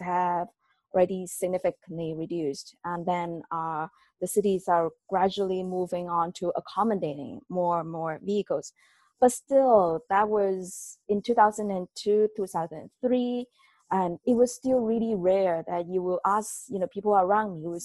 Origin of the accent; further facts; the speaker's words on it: South China, China; moved away as an adult; also born or lived in United States; I grew up in China. I grew up in South China